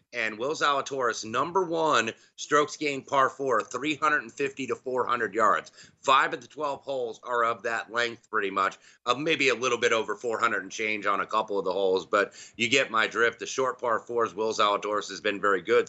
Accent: Indianapolis, Indiana, United States; moved away; I was born and raised in Indianapolis

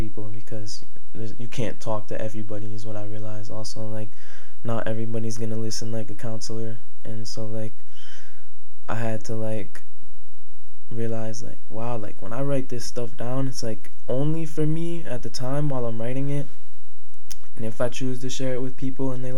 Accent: Richmond Heights, Ohio, United States; also born or lived in Westlake, Ohio; I grew up in Richmond Heights

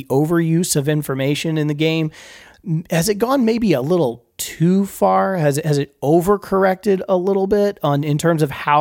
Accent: Philadelphia, Pennsylvania, United States; I grew up in Philadelphia

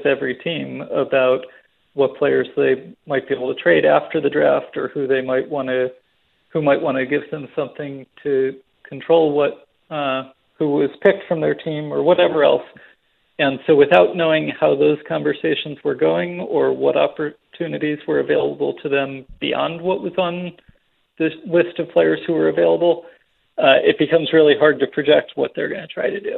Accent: Philadelphia, Pennsylvania, United States; moved away; I grew up in Philadelphia. I was a Flyers fan as a kid

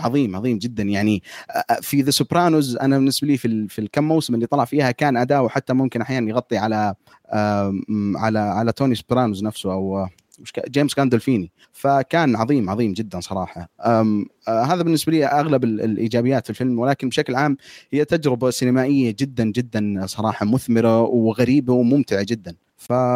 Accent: Saudi Arabia; احنا في الكتابه كسعوديين

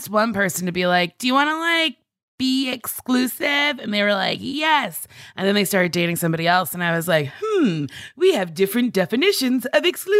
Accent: New Jersey, United States; I'm from Jersey.

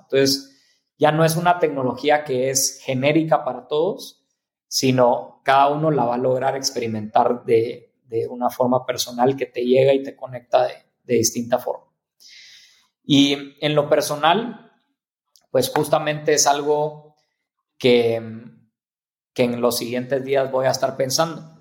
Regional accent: Mexico; como mexicanos, como latinoamericanos

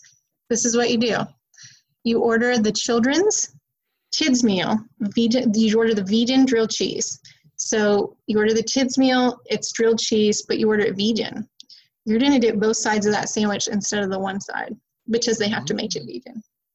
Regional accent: Ohio, United States; moved away as an adult; now in Florida, United States; we're from Ohio

